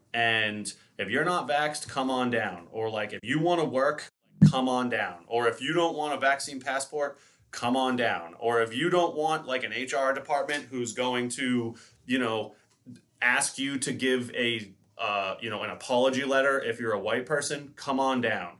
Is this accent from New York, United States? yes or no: yes; New York, United States; moved away; I was born in New York. I have a ton of family in New York still